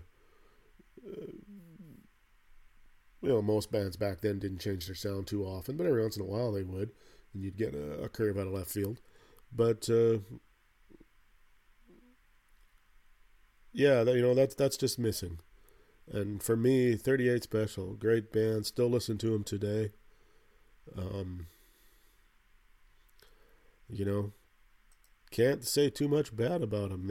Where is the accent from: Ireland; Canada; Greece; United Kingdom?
Canada; where I grew up in Canada here, not in the way far in the north, but pretty far north